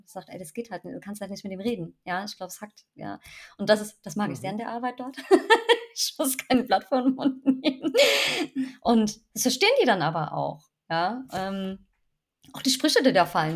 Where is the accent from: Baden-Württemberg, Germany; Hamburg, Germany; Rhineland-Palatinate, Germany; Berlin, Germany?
Rhineland-Palatinate, Germany; ich bin ja wieder in meiner Heimat äh, in der Pfalz gelandet